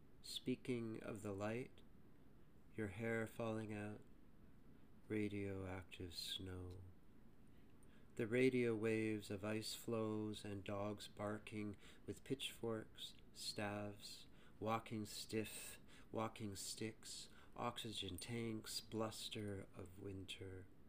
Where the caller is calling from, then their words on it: Toronto, Ontario, Canada; I'm recording this from Toronto, Canada.